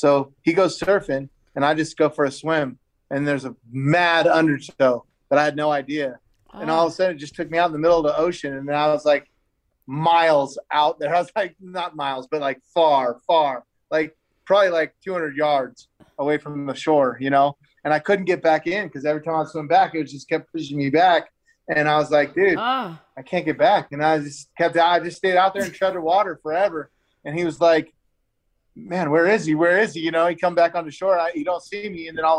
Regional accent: Las Vegas, Nevada, United States; but I'm from Vegas and that's what we live on.

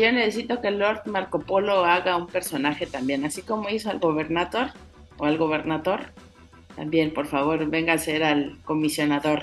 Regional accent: Mexico

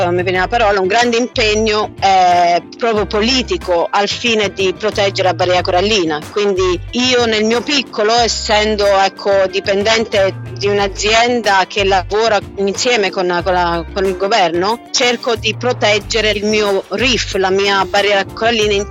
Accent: Pescara, Abruzzo, Italy; Certo, io sono di Pescara, Abruzzo.

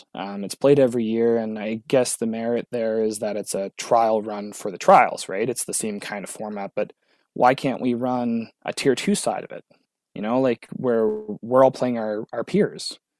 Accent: Sudbury, Ontario, Canada; I'm from Sudbury, it's not that far down the road

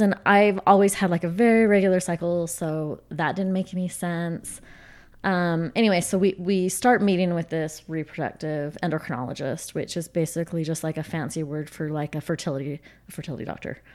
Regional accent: Utah, United States; I grew up in Utah. Um, have never lived out of state

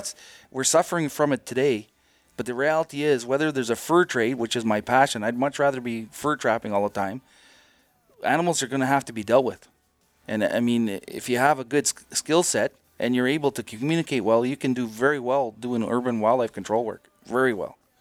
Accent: Timmins, Ontario, Canada; moved away; That Timmins is my hometown

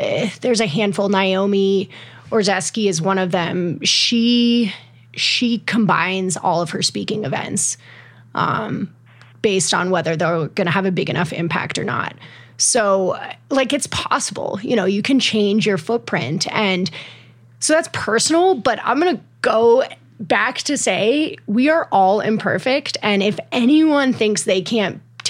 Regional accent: Colorado, United States; I've explored way more of my home state and states neighboring Colorado

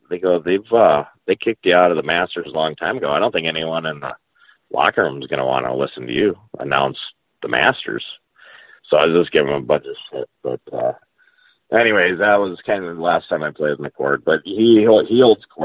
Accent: Minnesota, United States; moved away as an adult; also born or lived in New Mexico; growing up in Minnesota, I didn't play in a lot of AJGAs and national events

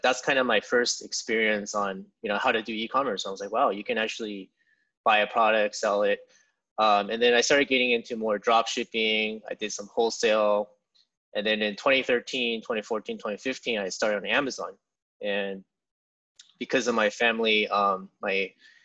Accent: San Jose, California, United States; also born or lived in Santa Barbara, California / Santa Clara, California; I was born in California in San Jose. And pretty much grew up there my whole life.

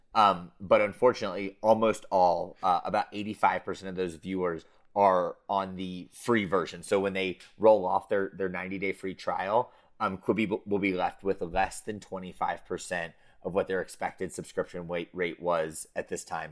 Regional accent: United States; being American

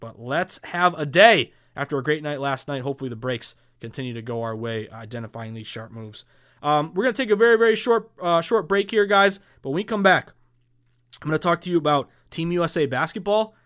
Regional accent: Massachusetts, United States; Massachusetts, of course, my home state

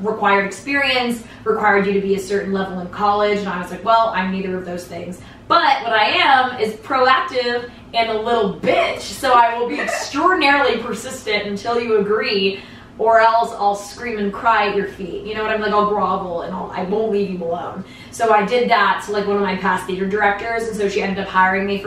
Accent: Northeast, United States; I grew up in the Northeast

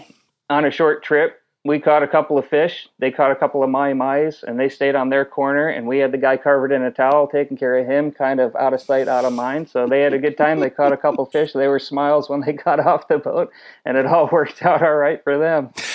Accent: New England, United States; moved away as an adult; also born or lived in Alaska / Key West; now in Hawaii, United States; I grew up in New England fishing inshore striped bass

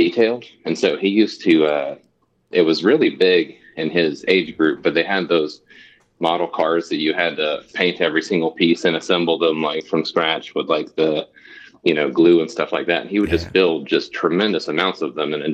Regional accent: Anderson County, South Carolina, United States; also born or lived in Charleston, South Carolina; I grew up in like rural Anderson County

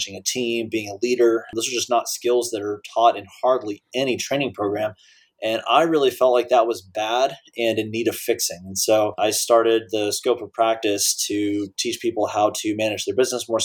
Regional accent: Dallas, Texas, United States; moved away as an adult; I grew up in Dallas with the Cowboys teams of the early 90s

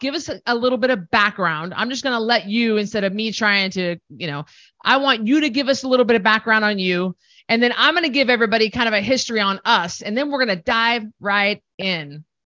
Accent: Idaho, United States; We're both from Idaho

